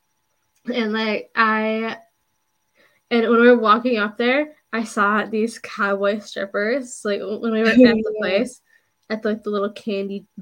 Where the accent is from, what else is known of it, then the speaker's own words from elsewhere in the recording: Buffalo, New York, United States; I'm from Buffalo.